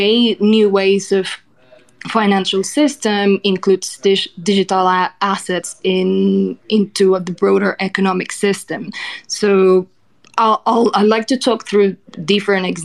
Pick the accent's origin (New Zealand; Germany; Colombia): Colombia; I'm from Colombia